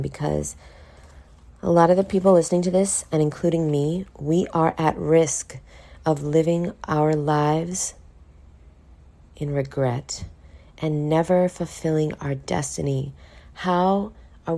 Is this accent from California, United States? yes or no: no; New York City, New York, United States; now in Miami, United States; I was born in poverty in Brooklyn, New York